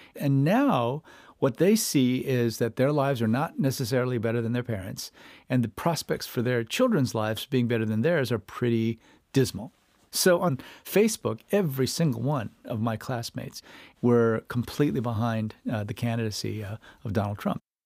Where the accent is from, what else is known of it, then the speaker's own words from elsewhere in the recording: Iowa, United States; moved away; I grew up in Iowa